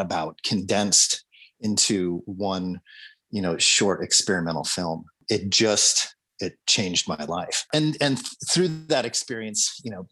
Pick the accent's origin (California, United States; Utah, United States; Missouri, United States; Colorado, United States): Colorado, United States; Growing up in Colorado